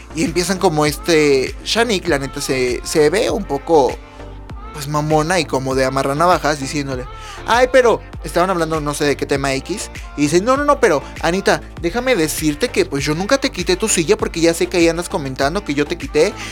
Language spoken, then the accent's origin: Spanish; Puebla, Mexico; yo soy de Puebla